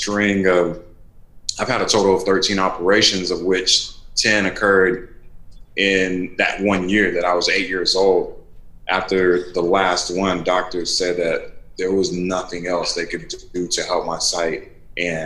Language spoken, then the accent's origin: English; Raleigh, North Carolina, United States; I grew up in North Carolina. I grew up in Raleigh